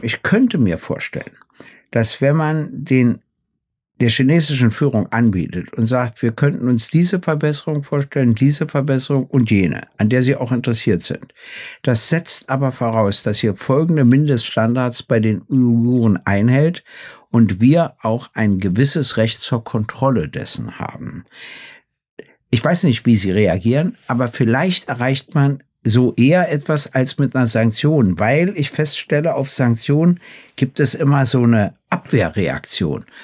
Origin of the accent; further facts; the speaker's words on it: Germany; ich komme ja aus der DDR